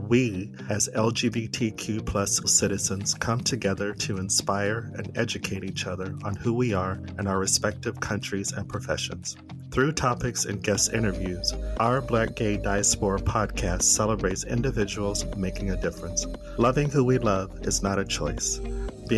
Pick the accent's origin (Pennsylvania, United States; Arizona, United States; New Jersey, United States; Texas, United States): Arizona, United States; moved away as an adult; also born or lived in Los Angeles, United States; now in Sweden; I'm originally from Arizona, which is very deserty and arid.